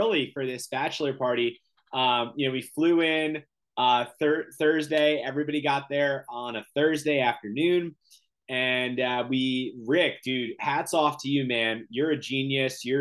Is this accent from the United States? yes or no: yes; Northeast, United States; growing up in the Northeast, obviously New York City, you got all the major sports there